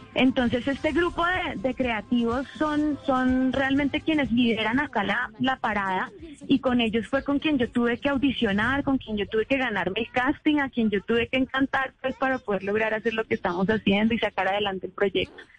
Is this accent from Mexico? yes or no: no; Colombia